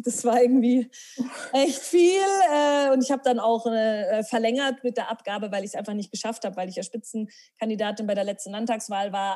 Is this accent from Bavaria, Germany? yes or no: yes; Herrsching am Ammersee, Bavaria, Germany; now in Munich, Germany; ich bin in Hersching am Ammersee aufgewachsen